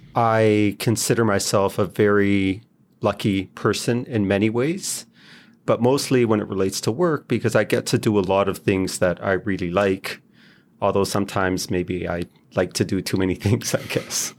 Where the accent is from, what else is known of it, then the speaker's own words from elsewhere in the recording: Israel; moved away as an adult; also born or lived in Toronto; I grew up in Israel, went, I did medical school and pediatrics there